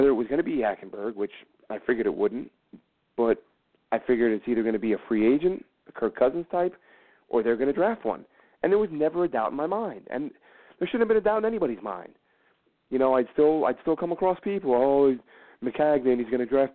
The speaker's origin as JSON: {"language": "English", "region": "New York", "country": "United States", "moved": "yes", "lives_now": "England", "said": "I'm from New York, but my kids now, they're both born in England"}